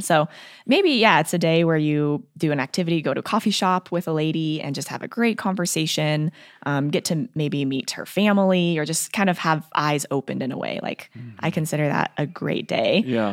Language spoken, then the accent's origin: English; Colorado, United States; moved away; I am from Colorado